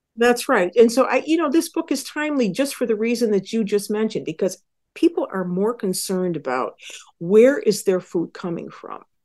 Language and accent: English; Western New York, United States; I grew up in Western New York